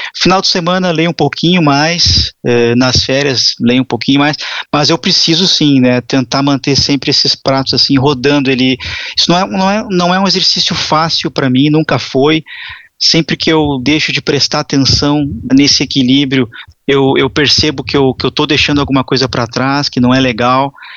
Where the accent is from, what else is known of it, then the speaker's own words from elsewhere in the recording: Porto Alegre, Rio Grande do Sul, Brazil; moved away as an adult; also born or lived in Curitiba / São Paulo; Eu, eu sou gaúcho de Porto Alegre, na época mudei para Curitiba.